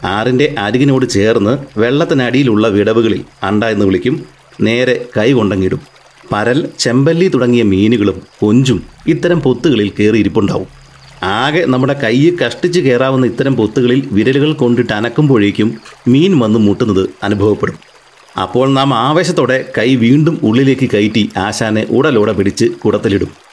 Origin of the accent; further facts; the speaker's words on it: Arpookara, Kerala, India; ഇതിൻ്റെ തീരത്താണ് ഈ ശ്രീമാൻ ഞാൻ കളിച്ചു വളർന്നത്